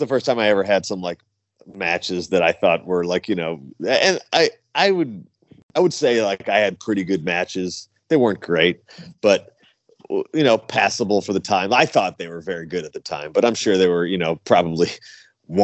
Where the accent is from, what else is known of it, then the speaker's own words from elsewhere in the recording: Clearwater Beach, Florida, United States; I'm from Clearwater Beach, Florida, and I wear, you know, beach related tights and colors